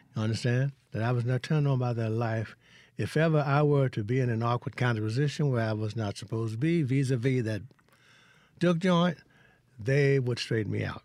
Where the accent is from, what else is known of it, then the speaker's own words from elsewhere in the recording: Hollandale, Mississippi, United States; moved away as an adult; also born or lived in Vicksburg, Mississippi / Boston, Massachusetts; I'm from Hollandale.